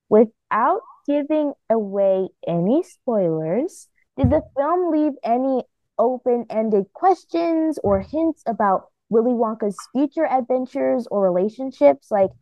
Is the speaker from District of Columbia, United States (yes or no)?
yes; Washington, District of Columbia, United States; from Washington, D.C.